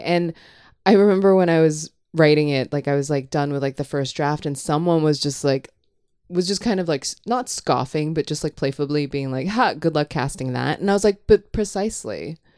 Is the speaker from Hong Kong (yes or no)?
yes; Hong Kong; moved away; I grew up in Hong Kong